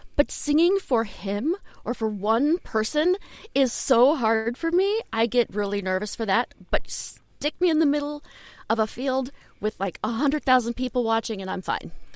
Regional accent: Shaker Heights, Ohio, United States; in Cleveland, I was I grew up in Shaker Heights

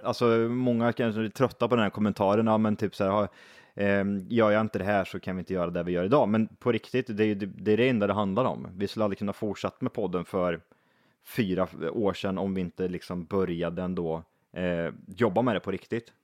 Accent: Värmland, Sweden; Vi är bönder, vi är från Värmland

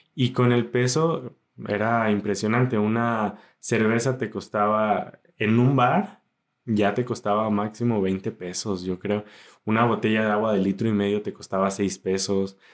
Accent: Zapotlanejo, Jalisco, Mexico; soy mexicano

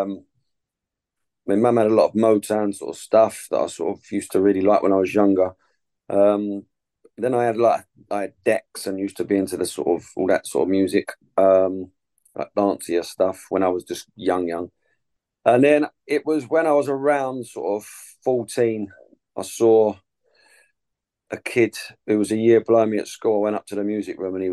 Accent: Chingford, London, United Kingdom; also born or lived in Epping; I'm from Chingford. I was born in Epping, but I've spent my whole life living in the same place in Chingford

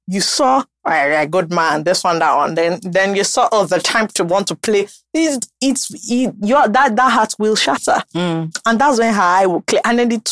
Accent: Ogun State, Nigeria; I'm from Ogun State

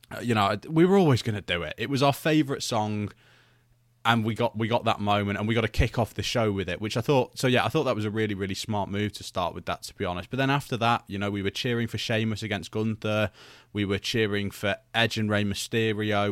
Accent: United Kingdom; I'm British

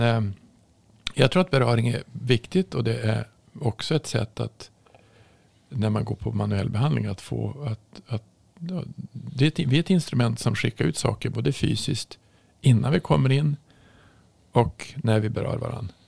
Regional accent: Norrland, Sweden; jag kommer ju från Norrland

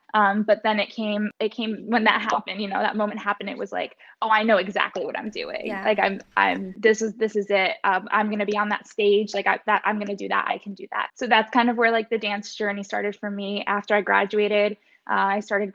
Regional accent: Westchester, New York, United States; also born or lived in Fairfield, Connecticut; I'm from Westchester, New York. And I grew up there my whole life

